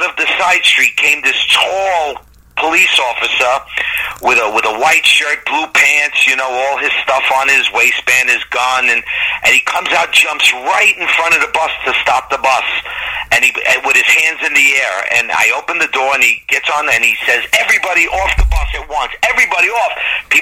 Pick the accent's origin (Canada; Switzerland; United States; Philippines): United States; New York City, New York; growing up in Long Island City the way we did, we were all family